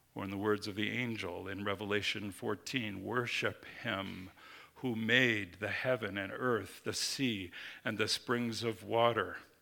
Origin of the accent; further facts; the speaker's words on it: Minnesota, United States; I grew up in Minnesota, the land of ten thousand lakes